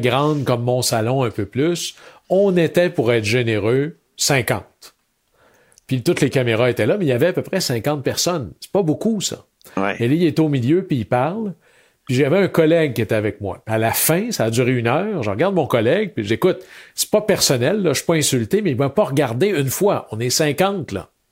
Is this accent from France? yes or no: no; Chicoutimi, Quebec, Canada; je venais de Chicoutimi